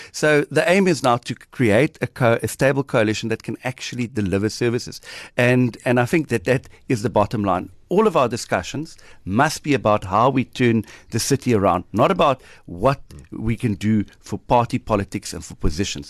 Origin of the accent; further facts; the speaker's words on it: Port Elizabeth, Eastern Cape, South Africa; I'm born and bred in Nelson Mandela Bay